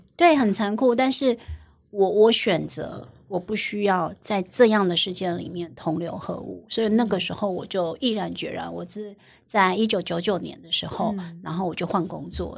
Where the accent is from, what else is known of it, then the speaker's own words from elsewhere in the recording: southern Taiwan, Taiwan; moved away; 我是南部小孩嘛